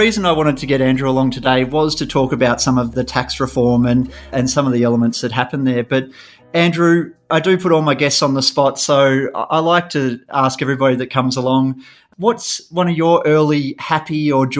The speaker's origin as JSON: {"language": "English", "town": "Canberra", "region": "Australian Capital Territory", "country": "Australia", "tie": "born or raised there", "also_born_or_lived": "Melbourne", "said": "So people who know me know that I'm from Canberra, Canberra born and bred. I do spend half my life in Melbourne and half my life in Canberra"}